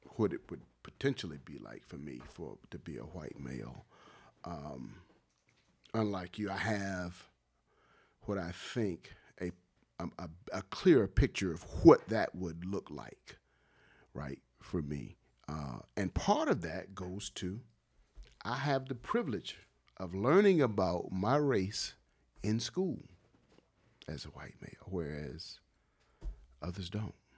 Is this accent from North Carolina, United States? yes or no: yes; Wilmington, North Carolina, United States; moved away as an adult; also born or lived in Los Angeles / Durham / Columbus, Ohio; growing up in Wilmington and playing basketball at Dade Street Center